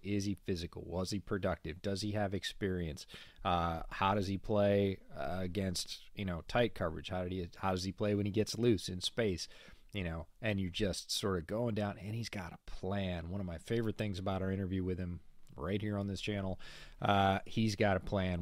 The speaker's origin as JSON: {"language": "English", "area": "near Syracuse", "region": "New York", "country": "United States", "tie": "born or raised there", "said": "I grew up right near Syracuse"}